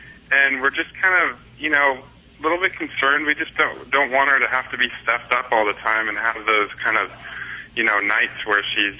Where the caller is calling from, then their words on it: Los Angeles, California, United States; Los Angeles, California.